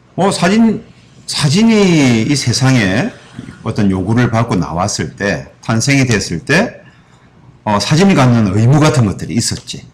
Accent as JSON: {"language": "Korean", "region": "Busan", "country": "South Korea", "tie": "born or raised there", "moved": "yes", "said": "저는 고향이 부산이라"}